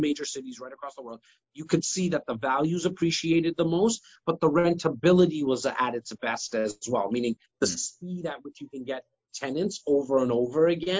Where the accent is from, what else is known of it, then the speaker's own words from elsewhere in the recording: Toronto, Ontario, Canada; it's also the place I'm born and raised.